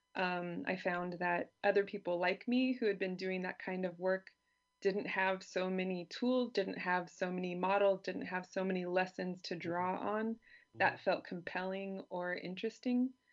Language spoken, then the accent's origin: English; California, United States; moved away as an adult; now in Germany; I grew up in California